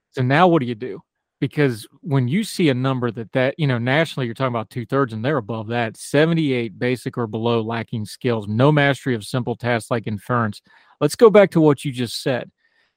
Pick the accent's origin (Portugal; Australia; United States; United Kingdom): United States; West Virginia; my home state, who I love so much